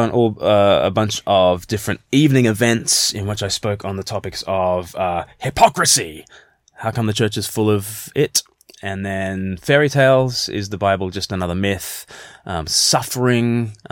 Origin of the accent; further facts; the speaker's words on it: England, United Kingdom; And, well, because I'm English, aren't I?